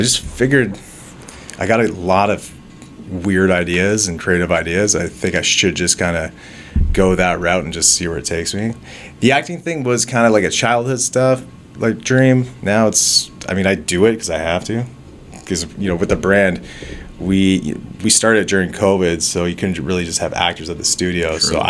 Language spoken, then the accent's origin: English; Osage Beach, Missouri, United States; moved away as an adult; now in Toronto, Canada; So I'm originally from Osage Beach, moved to Toronto, 18, went to film school.